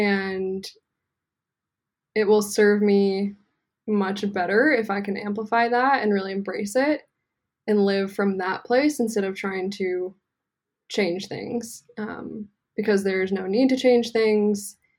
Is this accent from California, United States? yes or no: yes; Santa Cruz, California, United States; I grew up in Santa Cruz.